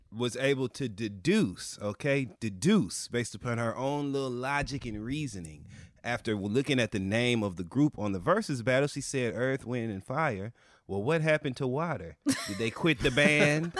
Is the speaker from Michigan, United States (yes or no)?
yes; Michigan, United States; We're both from Michigan, both Midwestern black gay boys